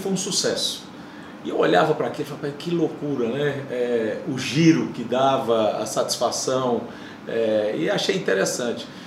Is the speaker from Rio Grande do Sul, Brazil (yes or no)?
no; Fortaleza, Ceará, Brazil; moved away as an adult; voltei para minha cidade natal, que era um sonho meu